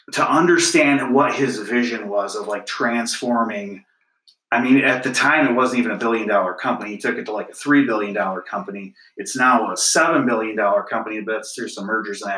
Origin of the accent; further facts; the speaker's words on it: Clio, Michigan, United States; I grew up in Clio